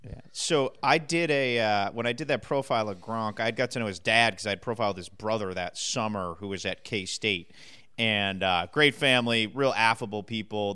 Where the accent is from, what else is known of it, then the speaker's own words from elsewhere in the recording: Massachusetts, United States; growing up in Massachusetts